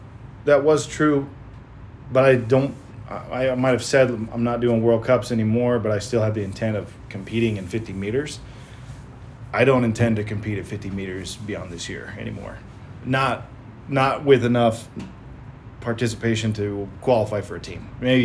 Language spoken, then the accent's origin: English; United States; As an American